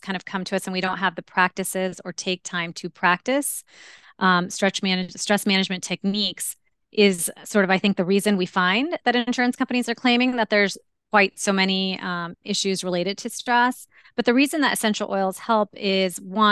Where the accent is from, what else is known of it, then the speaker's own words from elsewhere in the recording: India; I'm Indian and related to at least 30 plus MDs.